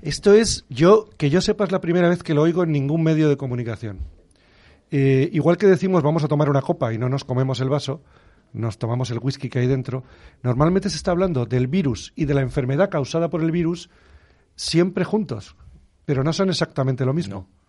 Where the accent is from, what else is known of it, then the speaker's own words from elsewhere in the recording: Canary Islands, Spain; moved away; me crié en las Islas Canarias